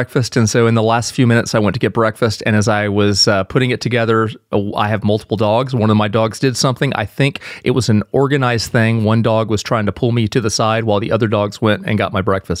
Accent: Georgia, United States; I'm from Georgia. I'm a southern boy used to warm weather.

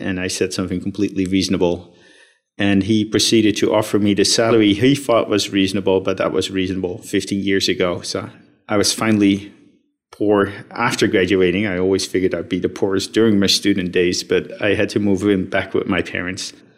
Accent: Netherlands; I was uh, born and raised in the Netherlands

